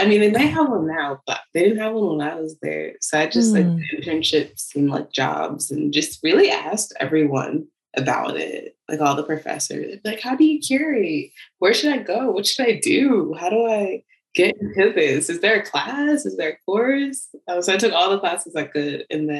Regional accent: Baltimore, Maryland, United States; now in Philadelphia, United States; I was looking for colleges, and I didn't want to be in Baltimore because I'm like, it's a little too close to home.

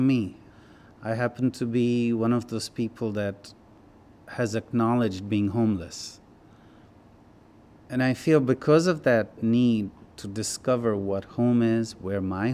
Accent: Himalayas, India; now in United States; I grew up in the Himalayas.

